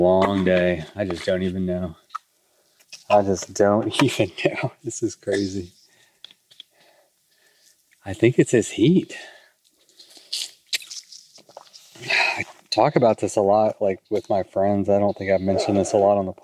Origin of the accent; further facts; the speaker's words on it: Texas, United States; I grew up in Texas